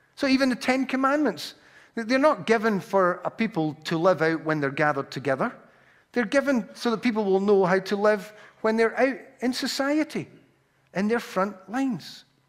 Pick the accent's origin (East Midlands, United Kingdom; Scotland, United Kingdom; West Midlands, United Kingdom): Scotland, United Kingdom; Glasgow; accent: Glaswegian; I have a Glaswegian accent, uh, or I'm from Glasgow